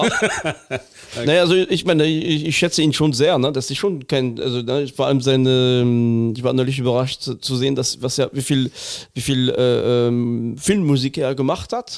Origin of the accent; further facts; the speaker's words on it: Lorraine, Grand Est, France; now in Cologne, Germany; Vorbach ist in Lothringen, äh, nicht weit von meiner Heimat